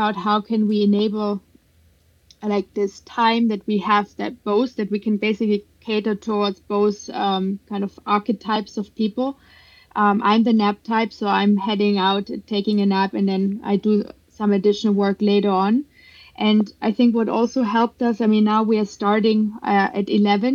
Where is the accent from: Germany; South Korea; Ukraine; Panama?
Germany; moved away as an adult; now in United States; I grew up in Germany